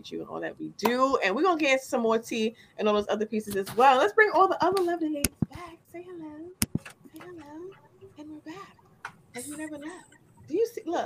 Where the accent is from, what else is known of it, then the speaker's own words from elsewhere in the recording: New York City, New York, United States; moved away as an adult; also born or lived in Yonkers; now in Beacon, United States; I've been in the Bronx my entire life